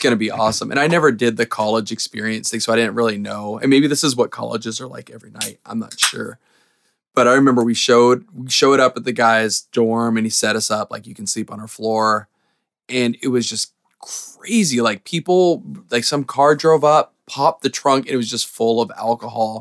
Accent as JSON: {"language": "English", "town": "White Center", "region": "Washington", "country": "United States", "tie": "born or raised there", "said": "I grew up in White Center"}